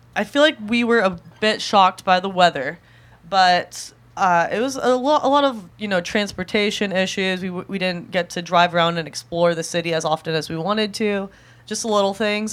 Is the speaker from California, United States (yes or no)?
yes; Southern California, United States; also born or lived in Santa Ana Heights; growing up in Southern California